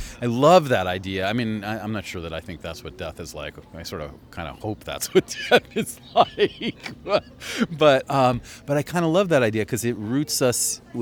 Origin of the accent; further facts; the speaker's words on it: New York, United States; also born or lived in San Francisco / Boston / Philadelphia; now in Los Angeles, United States; I'm from New York, and I lived in San Francisco and Boston and Philadelphia